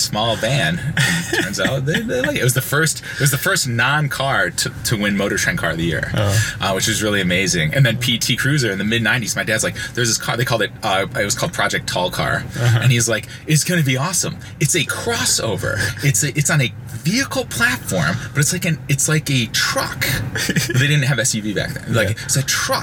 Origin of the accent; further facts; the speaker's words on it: Detroit, Michigan, United States; I was born and raised in Detroit, the Detroit area, in Michigan.